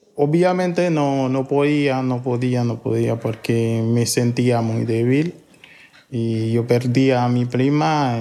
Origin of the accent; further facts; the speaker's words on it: Haiti; moved away as an adult; also born or lived in Port-au-Prince, Haiti; now in Chile; ya no estoy en mi país